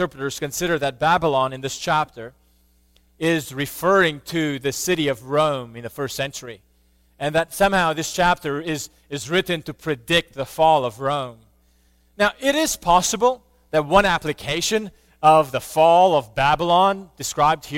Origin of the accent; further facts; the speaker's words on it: Romania; I grew up in Romania, and while I was little, communism was still around